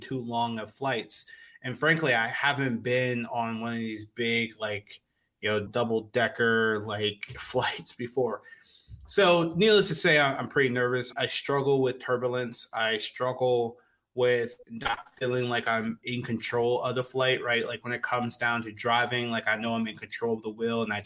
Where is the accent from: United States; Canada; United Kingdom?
United States; I am American through and through.